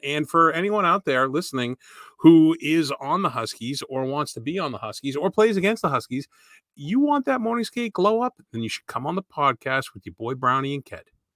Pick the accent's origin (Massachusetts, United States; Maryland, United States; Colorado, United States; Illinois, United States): Massachusetts, United States; Framingham; I grew up in Framingham